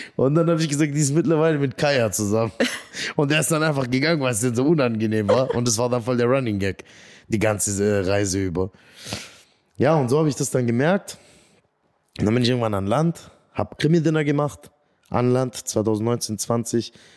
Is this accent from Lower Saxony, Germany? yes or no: no; Göppingen, Baden-Württemberg, Germany; also born or lived in Eislingen; Ja, ich bin vor 32 Jahren in Göppingen zur Welt gekommen